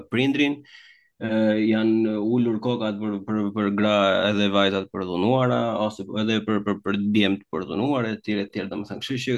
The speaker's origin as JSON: {"language": "Albanian", "country": "Albania", "moved": "yes", "said": "ne jemi shqiptarë dhe vim nga Shqipëria"}